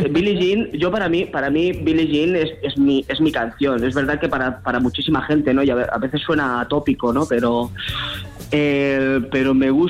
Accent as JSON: {"language": "Spanish", "town": "Barcelona", "region": "Catalonia", "country": "Spain", "said": "Yo soy de Barcelona"}